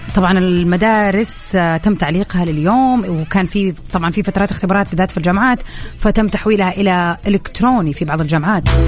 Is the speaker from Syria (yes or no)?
no; Saudi Arabia; عندنا في السعودية